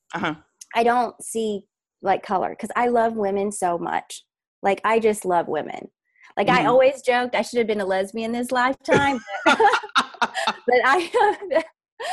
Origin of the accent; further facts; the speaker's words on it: the South, United States; I grew up in the South as the only Asian, you know, half Asian kid